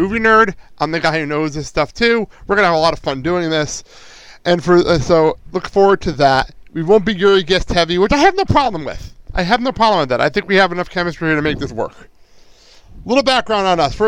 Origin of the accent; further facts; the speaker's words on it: Garfield, New Jersey, United States; I'm from Jersey, and Garfield, New Jersey, a little town in Bergen County